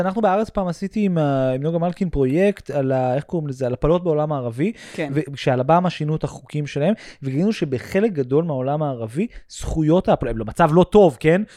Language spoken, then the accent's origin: Hebrew; United States; Hebrew is a second language; moved away; סוג מאוד מסוים של אפליה שרק אני וכמה אמריקאים נוספים חווינו בחיים שלנו